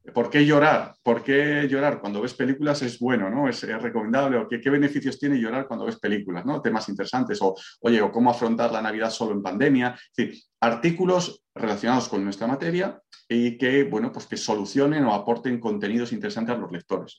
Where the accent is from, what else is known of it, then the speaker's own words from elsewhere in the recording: Valladolid, Castile and León, Spain; moved away as an adult; now in Málaga, Spain; Yo soy de Valladolid, pero resido en Málaga desde hace unos años